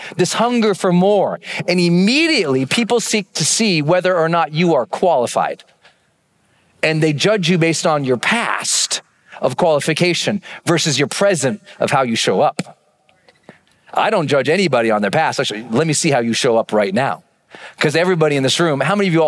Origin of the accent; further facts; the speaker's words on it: Montana, United States; I'm from Montana